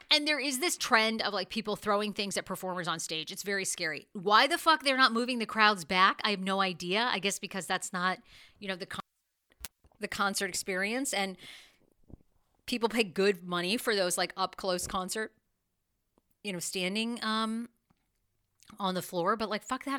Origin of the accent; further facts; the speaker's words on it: Wiscasset, Maine, United States; moved away; I did go back to Maine, my home state. You know, I grew up in Wiskasset, Maine